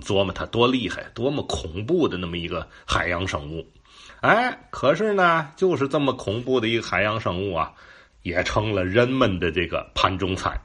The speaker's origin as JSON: {"language": "Chinese", "region": "Tianjin", "country": "China", "said": "透露着咱们天津人的这个呃喜爱调侃呐，天津人就爱逗嘛"}